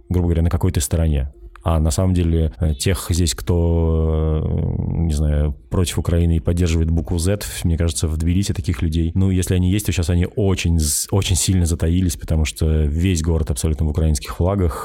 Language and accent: Russian; Russia; moved away as an adult; now in Tbilisi, Georgia; я из России